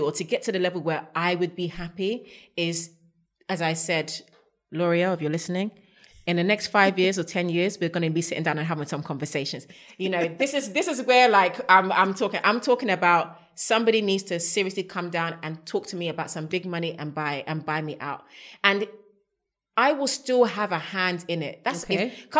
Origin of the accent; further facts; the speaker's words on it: Ghana; I'm even a Ghanaian.